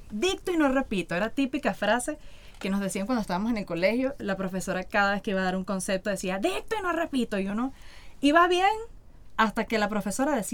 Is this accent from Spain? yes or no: no; Venezuela; uno no andaba con, como buen venezolano, uno no estaba con ese tema.